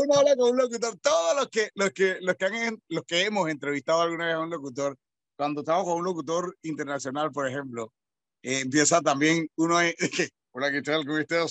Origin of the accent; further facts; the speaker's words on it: Panama; accent: Panamanian; nosotros mismos decimos que nosotros no tenemos acento, pero al final del día, cuando tú vas caminando por el aeropuerto, la gente te dice, hey, panameño